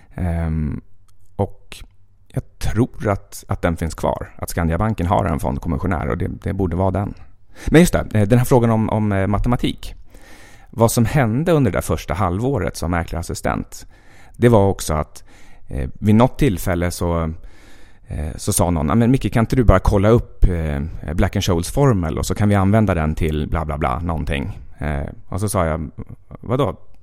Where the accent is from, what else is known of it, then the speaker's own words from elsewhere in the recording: Västerås, Västmanland, Sweden; moved away as an adult; also born or lived in Jukkasjärvi / Stockholm; jag är född i Jukkasjärvi, precis där ishotellet numera ligger. Eh, och eh, sen uppvuxen i princip i Västerås